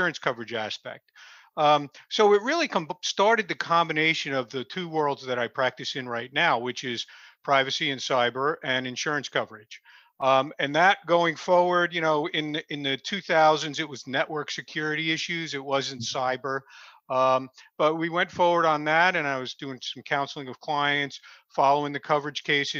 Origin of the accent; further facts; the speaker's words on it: Clifton, New Jersey, United States; I grew up in Clifton, New Jersey, just north of where I'm at now